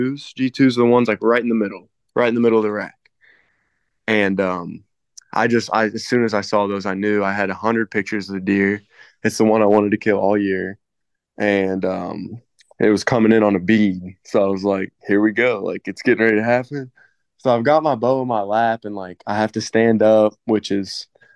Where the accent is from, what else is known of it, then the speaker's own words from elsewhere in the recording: Floyd County, Indiana, United States; I was raised out in Floyd County, so I mean, it's pretty small town, and a lot of people hunt out here